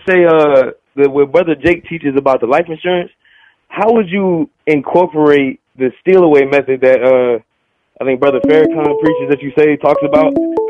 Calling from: Georgia, United States; I'm calling from Georgia.

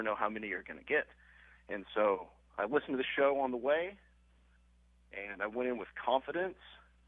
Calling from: Miami, Florida, United States; I am joining you from Miami, Florida.

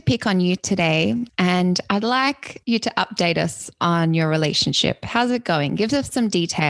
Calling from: Quebec City, Quebec, Canada; I'm a hairstylist and many other things, and I'm coming from Quebec City, Canada.

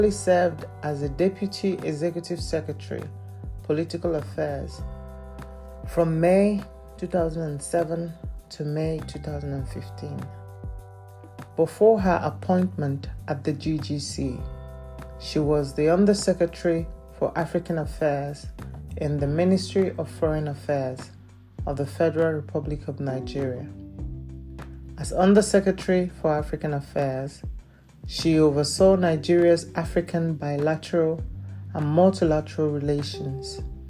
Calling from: Lelystad, Flevoland, Netherlands; I'm recording from Lelystad in the Netherlands.

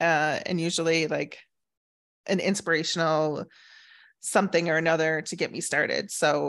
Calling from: Scottsdale, Arizona, United States; Scottsdale, Arizona.

